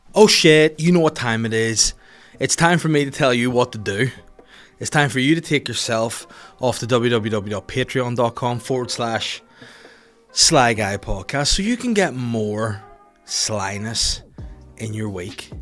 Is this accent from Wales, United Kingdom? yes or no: no; North Down, Northern Ireland, United Kingdom; I'm from North Down, born and bred and raised and live here to this day